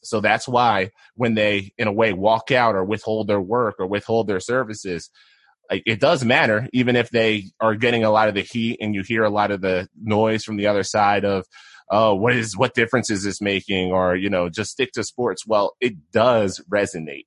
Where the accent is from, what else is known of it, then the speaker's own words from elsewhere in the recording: Philadelphia, Pennsylvania, United States; moved away as an adult; also born or lived in Syracuse, New York / Idaho Falls, Idaho; now in Boise, United States; I'm from the Philadelphia area originally, then went to school at Syracuse